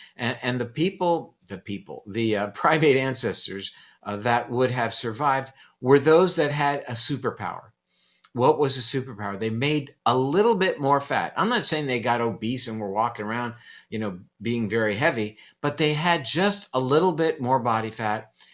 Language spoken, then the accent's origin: English; Coral Gables, Florida, United States; I grew up in Coral Gables, which was back then the home of the National Hurricane Center